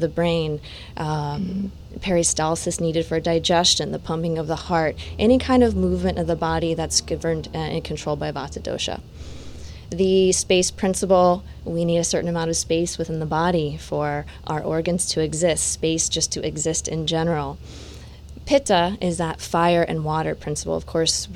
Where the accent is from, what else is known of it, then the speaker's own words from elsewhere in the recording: Satellite Beach, Florida, United States; moved away; also born or lived in California / India; my hometown